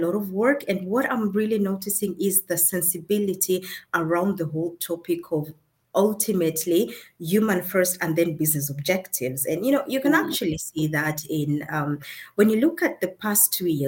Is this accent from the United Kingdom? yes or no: no; Kenya; now in Germany; I come from originally from Kenya, that is in Africa. But I live in Germany and I work in Germany as well